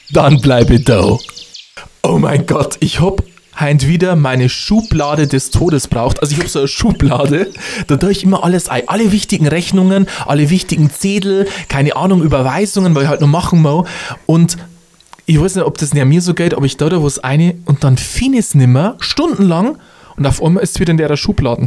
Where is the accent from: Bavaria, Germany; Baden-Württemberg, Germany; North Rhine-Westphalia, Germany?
Bavaria, Germany; Upper Palatinate; bei uns in der Oberpfalz